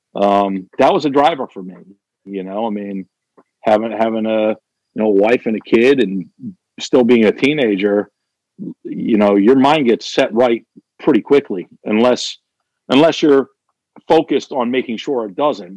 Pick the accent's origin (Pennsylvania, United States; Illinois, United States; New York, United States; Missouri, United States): Pennsylvania, United States; Kennett Square; my hometown of Kennett Square